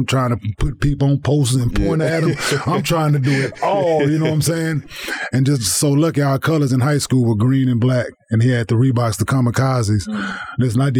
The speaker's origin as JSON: {"language": "English", "town": "Dallas", "region": "Texas", "country": "United States", "tie": "born or raised there", "also_born_or_lived": "Saginaw, Michigan", "said": "I was born in Saginaw, Michigan. I was raised in Dallas, but I was born in Saginaw, Michigan."}